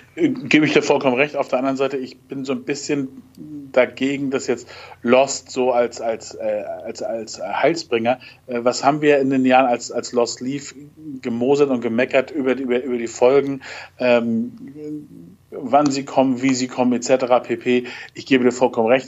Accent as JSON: {"language": "German", "country": "Germany", "said": "bei uns in Deutschland"}